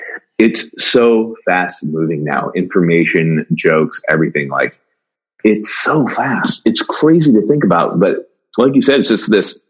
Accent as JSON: {"language": "English", "town": "Newbury Park", "region": "California", "country": "United States", "tie": "born or raised there", "said": "I grew up, surfing actually, cause I lived right on the coast. In a little town called Newbury Park, California, right near Camarillo"}